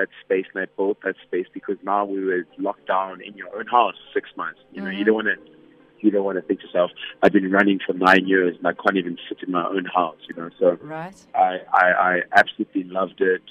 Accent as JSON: {"language": "English", "town": "Vanderbijlpark", "region": "Gauteng", "country": "South Africa", "tie": "born or raised there", "moved": "as an adult", "lives_now": "Johannesburg, South Africa", "said": "born and bred in Vanderbilt Park in the Vaal. Moved to Johannesburg 2011 after matric."}